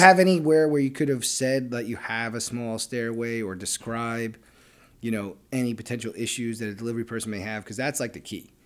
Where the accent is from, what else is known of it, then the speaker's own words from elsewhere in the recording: New York City, New York, United States; We're from Brooklyn